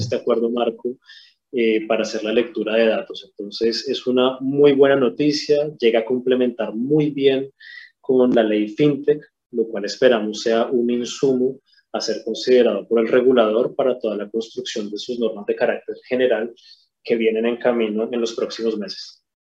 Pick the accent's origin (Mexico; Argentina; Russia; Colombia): Colombia; moved away as an adult; now in Chile; soy colombiano, llegué a Chile hace 10 años